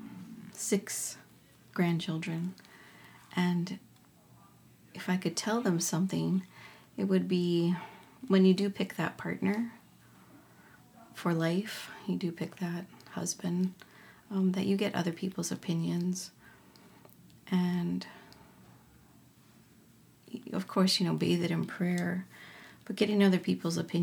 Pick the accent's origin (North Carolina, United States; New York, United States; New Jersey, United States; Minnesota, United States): Minnesota, United States; I am an Ojibwe from Minnesota